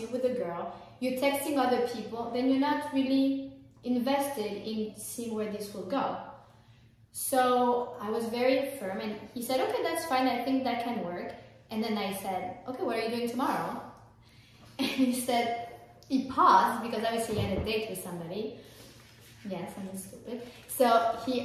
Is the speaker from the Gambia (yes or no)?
no; France; moved away; I'm French, I'm not American.